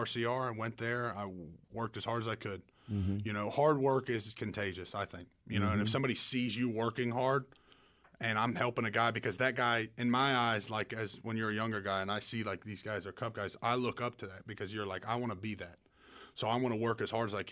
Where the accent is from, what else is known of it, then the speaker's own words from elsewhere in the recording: Pfafftown, North Carolina, United States; also born or lived in Muncie, Indiana; I am from Pofftown, North Carolina, Tobaccoville, Pofftown, same area, northwest of Winston. I went to Reagan High School